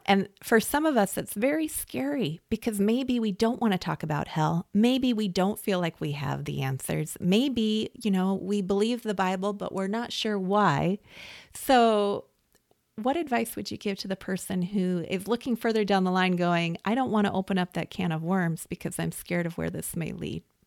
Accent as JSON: {"language": "English", "region": "West Coast", "country": "United States", "tie": "born or raised there", "said": "I, I grew up on the West Coast"}